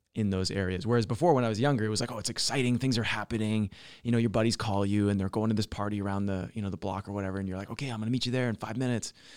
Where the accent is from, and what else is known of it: British Columbia, Canada; born or raised there; moved away; also born or lived in Alberta